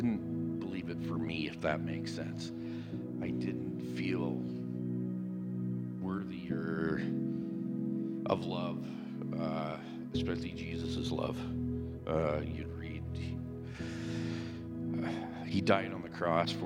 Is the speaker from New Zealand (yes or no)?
no; Ontario, Canada; I grew up in Ontario